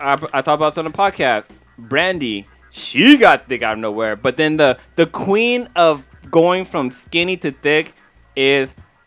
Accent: United States; I'm American.

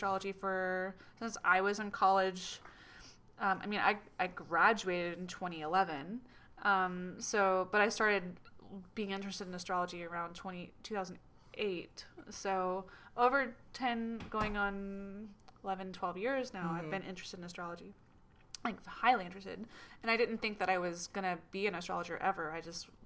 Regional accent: Atlanta, Georgia, United States; moved away; also born or lived in England; I was like a skateboarding punk rock kid from Atlanta

